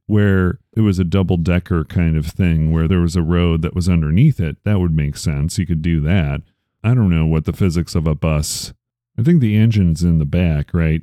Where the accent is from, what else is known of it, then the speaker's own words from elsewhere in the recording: Chicago, Illinois, United States; I'm from Chicago